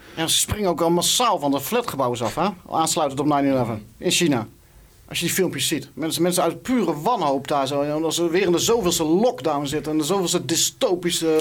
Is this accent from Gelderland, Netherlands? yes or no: yes; Wageningen, Gelderland, Netherlands; waar ik vandaan kom. Wageningen.